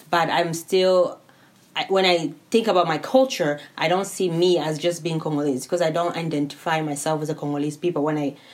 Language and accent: English; California, United States; now in Spokane, United States; from California, and I'm right now living in Spokane.